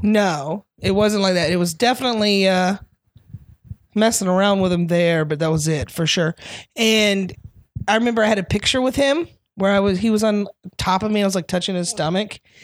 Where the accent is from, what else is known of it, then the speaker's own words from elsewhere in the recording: North Carolina, United States; also born or lived in Florida; moved to North Carolina, grew up mostly there